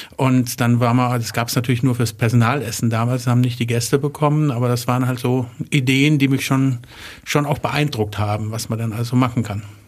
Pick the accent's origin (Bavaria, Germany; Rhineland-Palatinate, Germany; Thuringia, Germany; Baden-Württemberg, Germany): Baden-Württemberg, Germany; Wertheim; ich komme aus Wertheim, habe da mein Abi gemacht, war da auf der Schule